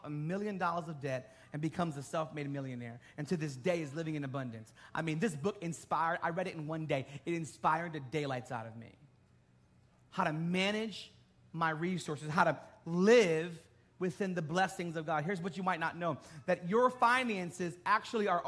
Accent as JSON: {"language": "English", "town": "Bridgeport", "region": "Connecticut", "country": "United States", "said": "I'm from Bridgeport"}